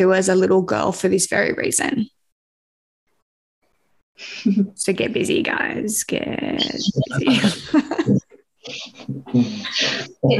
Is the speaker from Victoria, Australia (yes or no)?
no; Sydney, New South Wales, Australia; I grew up in the northwest, the hills